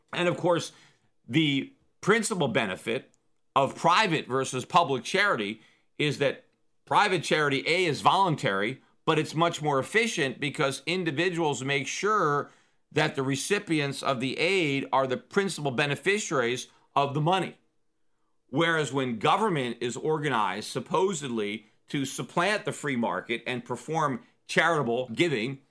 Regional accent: United States

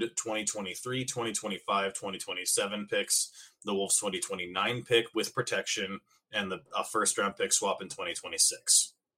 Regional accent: Minnesota, United States; also born or lived in Iowa; we are Minnesotan people, and we may be polite to a fault to each other

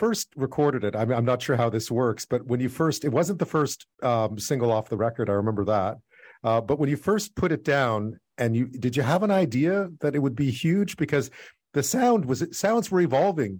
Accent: Montreal, Quebec, Canada; I was from Montreal.

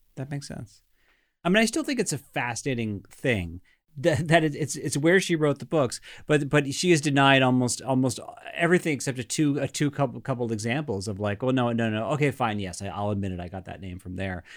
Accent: New York City, New York, United States; as a New Yorker

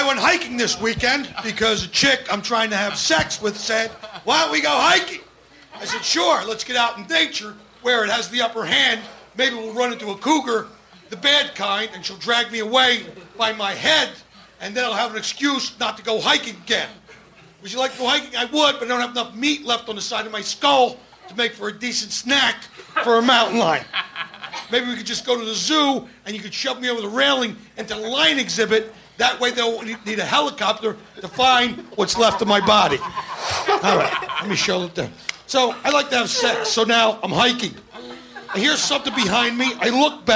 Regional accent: Philadelphia, Pennsylvania, United States; I grew up in Philadelphia

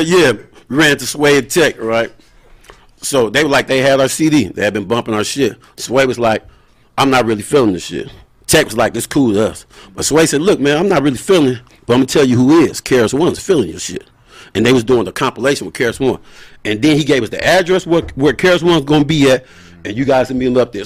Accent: Moreno Valley, California, United States; I'm from Reno Valley, California. But I rep the whole IE

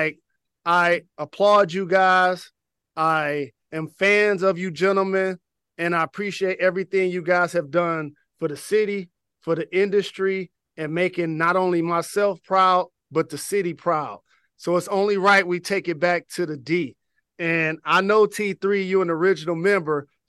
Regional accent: Detroit, Michigan, United States; born or raised there

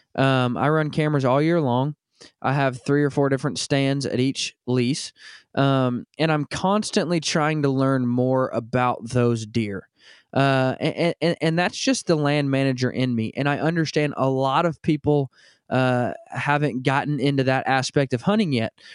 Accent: Northwest Arkansas, United States; I grew up in Northwest Arkansas

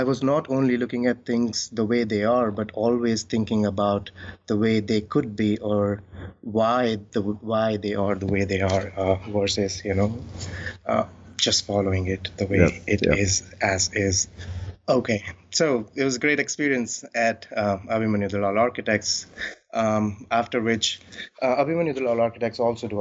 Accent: New Delhi, Delhi, India; I am born and brought up in New Delhi

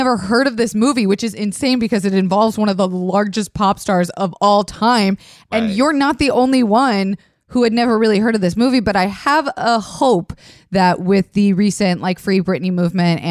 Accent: Florida, United States; I grew up in Florida

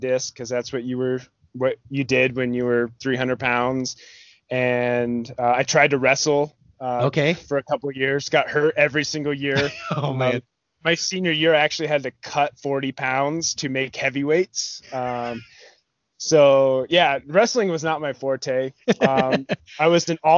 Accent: Wyoming, United States; moved away as an adult; now in Colorado, United States; Wyoming's where I lived ever since I was a little kid

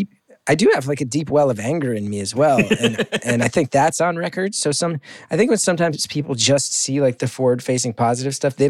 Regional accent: New Jersey, United States; He and I both have these vivid memories growing up in Jersey

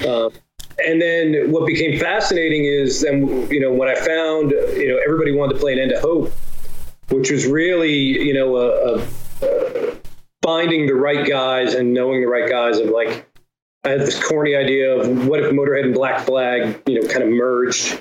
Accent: New Jersey, United States; growing up in New Jersey

